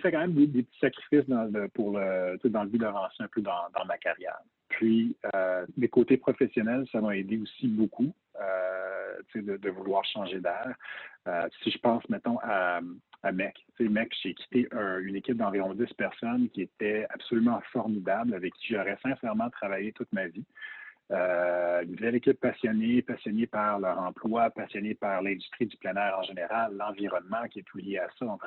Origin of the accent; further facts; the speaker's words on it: Toronto, Ontario, Canada; born there; je suis né à Toronto. Euh, j'ai étudié aux États-Unis, donc j'emprunte beaucoup